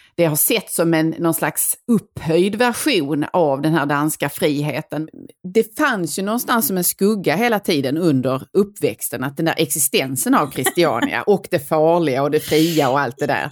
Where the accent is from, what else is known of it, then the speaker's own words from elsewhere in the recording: Skåne, Sweden; vi själva som skåningar